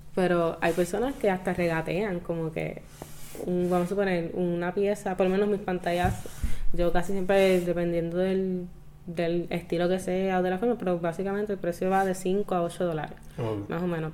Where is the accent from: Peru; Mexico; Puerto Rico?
Puerto Rico; Caguas; yo soy una chica de Caguas